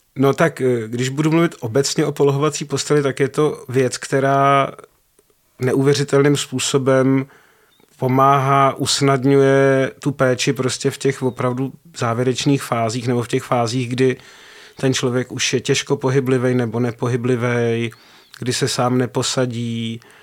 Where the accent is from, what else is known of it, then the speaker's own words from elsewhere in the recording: Prague, Czechia; no ne, z Prahy, jako z České republiky